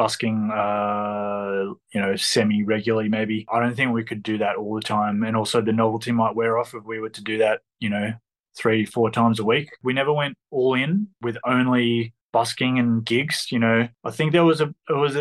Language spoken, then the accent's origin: English; Melbourne, Victoria, Australia; I'm from Melbourne, Victoria.